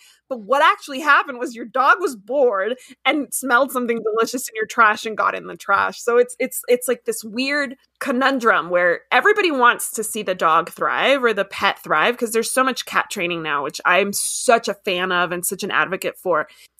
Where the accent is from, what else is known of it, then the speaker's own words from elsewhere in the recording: Miami, Florida, United States; also born or lived in Washington, D.C. / DeRidder; I grew up in Miami and then I lived in DC. So I've lived in like these big metropolises.